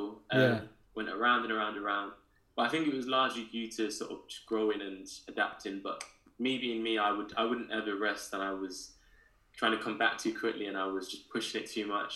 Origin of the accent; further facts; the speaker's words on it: Birmingham, West Midlands, United Kingdom; moved away; I grew up in Birmingham in Handsworth, in the city area. Very different to where I live now, but for me, that's home and always will be.